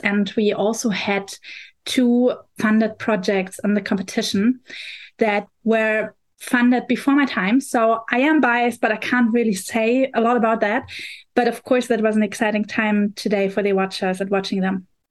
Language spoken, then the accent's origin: English; Berlin, Germany; English is a second language; I'm coming from Berlin, Germany